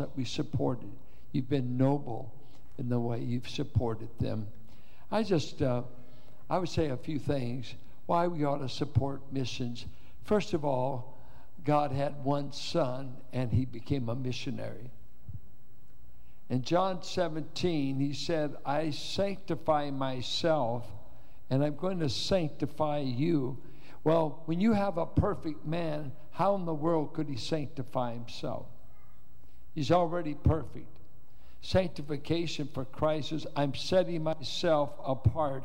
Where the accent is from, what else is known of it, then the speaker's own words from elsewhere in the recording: Richmond, United States; being a Richmond boy